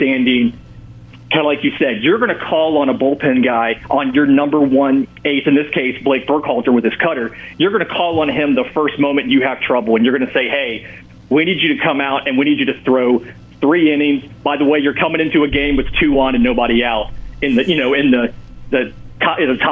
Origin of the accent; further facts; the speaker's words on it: the South, United States; now in Auburn, United States; I grew up in the South in the age of the Superstation.